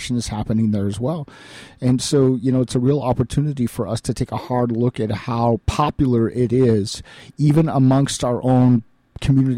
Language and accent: English; United States; as Americans